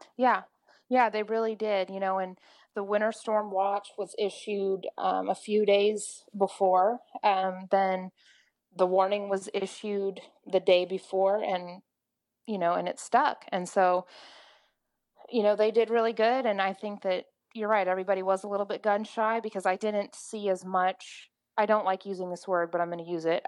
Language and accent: English; Oklahoma, United States; I'm … in Oklahoma